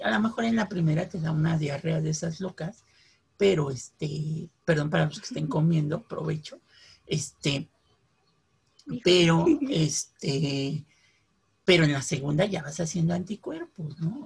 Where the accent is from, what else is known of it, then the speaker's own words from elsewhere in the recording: Mexico City, Mexico; los de la Ciudad de México mezclamos este, el tamal pues, con el pan